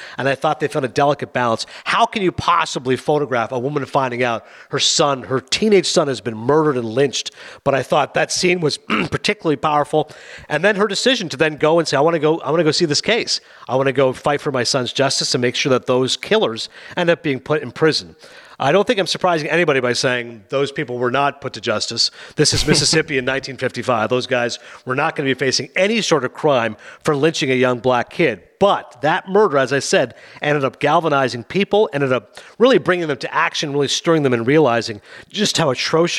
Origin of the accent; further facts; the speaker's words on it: Canada; maybe I don't know anything just because I'm Canadian